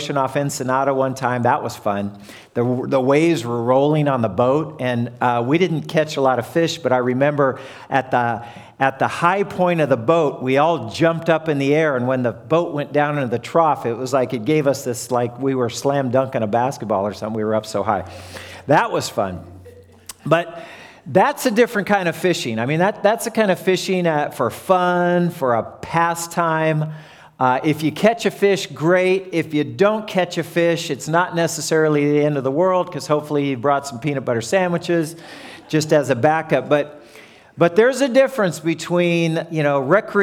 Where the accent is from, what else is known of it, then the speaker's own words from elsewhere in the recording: Southern California, United States; moved away; I come from Southern California